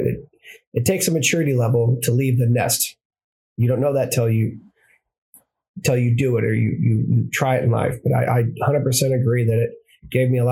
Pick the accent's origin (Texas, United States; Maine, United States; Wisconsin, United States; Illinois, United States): Illinois, United States; Granite City; moved away as an adult; now in San Diego, United States; I was in Granite City, Illinois. So I was born and raised in Illinois